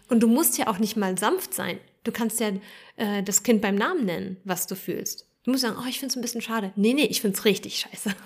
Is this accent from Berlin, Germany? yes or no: yes; Berlin, Germany; in Neukölln, wo ich aufgewachsen bin